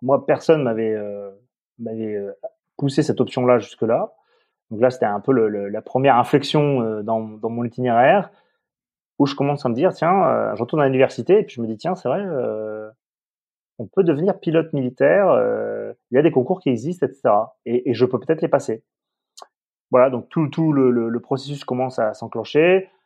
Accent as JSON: {"language": "French", "region": "south-west France", "country": "France", "tie": "born or raised there", "said": "je suis un enfant du Sud-Ouest"}